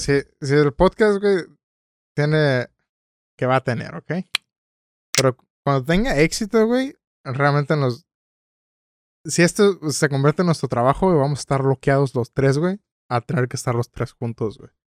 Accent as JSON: {"language": "Spanish", "town": "Tijuana", "region": "Baja California", "country": "Mexico"}